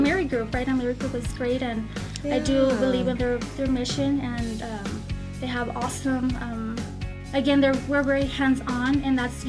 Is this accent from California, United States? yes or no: no; El Paso, Texas, United States; I'm born and raised in El Paso